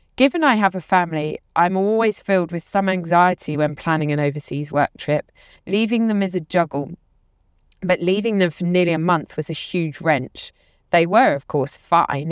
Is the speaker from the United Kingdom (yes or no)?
yes; London, United Kingdom; The lab also welcomed me to Austin as a Londoner